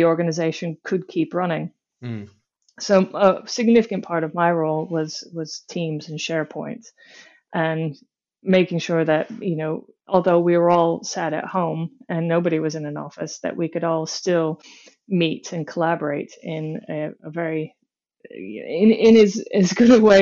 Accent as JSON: {"language": "English", "region": "Michigan", "country": "United States", "moved": "as an adult", "lives_now": "United Kingdom", "said": "I hail from the United States, from a state called Michigan, from a place that was so in the middle of nowhere"}